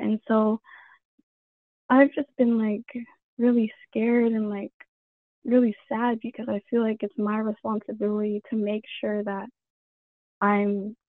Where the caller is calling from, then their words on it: Florida, United States; I'm from Florida.